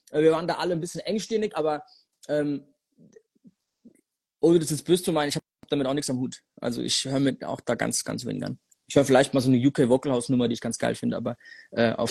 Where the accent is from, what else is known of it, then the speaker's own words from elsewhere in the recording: Germany; als Deutscher aus so einem kleinen Dörfchen, Alter, in die Staaten ich, zu kommen